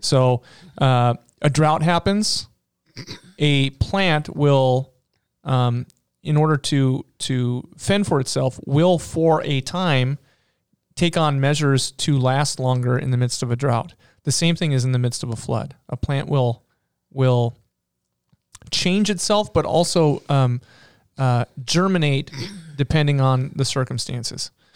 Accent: North Dakota, United States; we're from North Dakota.

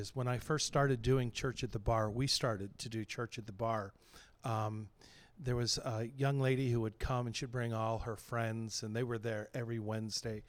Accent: New Castle, Pennsylvania, United States; moved away as an adult; now in Saint Louis, United States; I grew up in Newcastle, Pennsylvania

